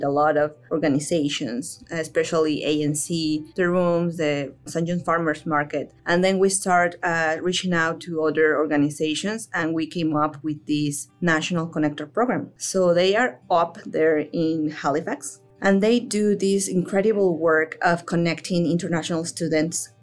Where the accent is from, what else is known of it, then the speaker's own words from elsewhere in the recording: Mexico City, Mexico; moved away as an adult; also born or lived in Manitoba, Canada; now in Newfoundland and Labrador, Canada; I am originally from Mexico. I actually spent most of my life over there